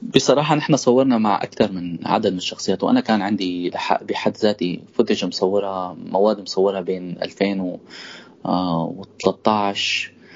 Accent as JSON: {"language": "Arabic", "area": "countryside between Idlib and Aleppo", "region": "Idlib Governorate", "country": "Syria", "tie": "born or raised there", "said": "انا ولدت بالريف مشترك بين ادلب وحلب"}